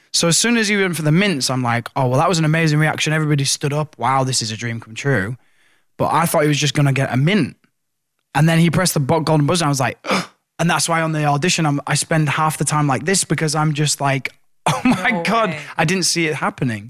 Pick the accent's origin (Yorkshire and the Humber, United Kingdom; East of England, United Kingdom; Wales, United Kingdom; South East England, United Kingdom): Yorkshire and the Humber, United Kingdom; Hull; my headline shows in in in Hull in my hometown